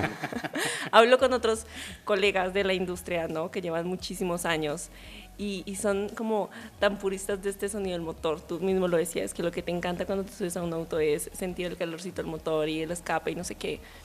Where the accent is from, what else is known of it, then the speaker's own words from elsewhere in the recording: Colombia; soy colombiana